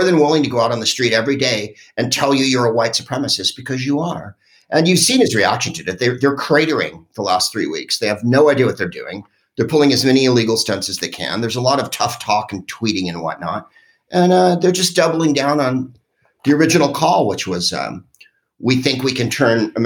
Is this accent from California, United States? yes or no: yes; San Francisco, California, United States; I'm from San Francisco, which is a, you know, super liberal place